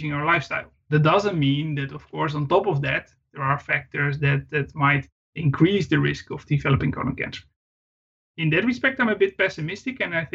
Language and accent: English; Netherlands; I was raised, brought up in quite a rural part of the Netherlands.